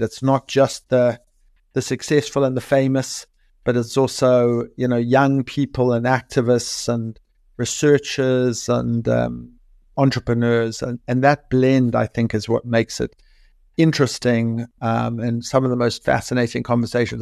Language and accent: English; South Africa; moved away as an adult; now in London, United Kingdom; I grew up in South Africa in the nineteen eighties